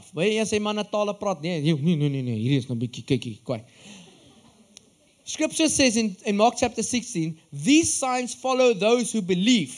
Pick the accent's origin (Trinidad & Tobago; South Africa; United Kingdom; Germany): South Africa; Upington, Northern Cape; I'm from Upington in the Northern Cape.